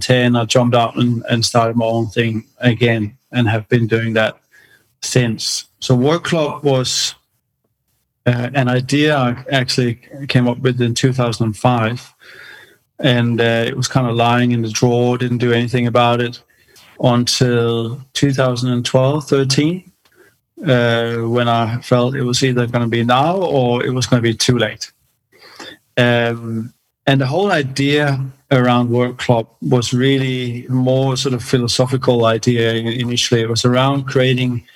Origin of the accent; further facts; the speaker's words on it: Denmark; moved away as an adult; also born or lived in London / China; now in Australia; I was born in Denmark a long time ago. I left when I was 18